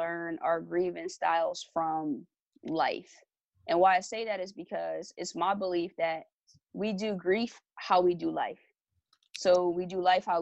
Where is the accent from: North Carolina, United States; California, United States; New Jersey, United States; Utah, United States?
New Jersey, United States; Lawnside; I'm from Longside, New Jersey. It's a small town. It's a predominantly African-American community